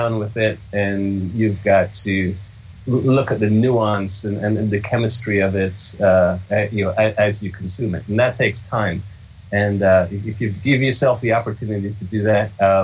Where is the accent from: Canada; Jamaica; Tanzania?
Jamaica; moved away; I was born in Jamaica, and it's a country and a culture with a rich coffee culture, very ingrained